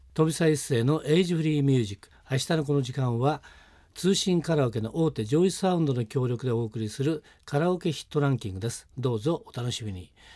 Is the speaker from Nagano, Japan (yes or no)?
yes; Nagano, Japan; 私の出身は長野県ですからね